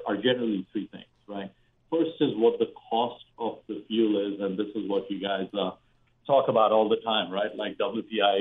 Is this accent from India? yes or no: yes; India; now in United States; I grew up in India